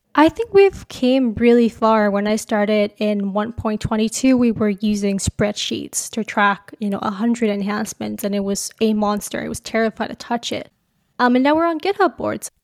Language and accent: English; Calgary, Alberta, Canada; moved away as an adult; now in Waterloo, Canada; I grew up in Calgary